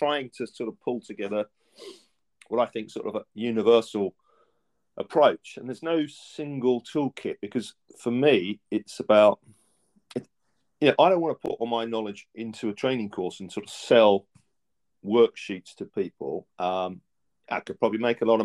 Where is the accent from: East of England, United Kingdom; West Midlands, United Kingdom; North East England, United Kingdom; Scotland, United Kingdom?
East of England, United Kingdom; Essex; I was brought up in Essex, just east of London